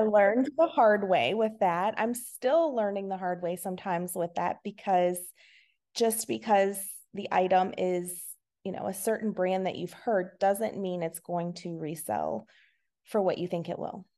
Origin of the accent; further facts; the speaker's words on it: Virginia, United States; I'm from Virginia. I have been here my whole entire life.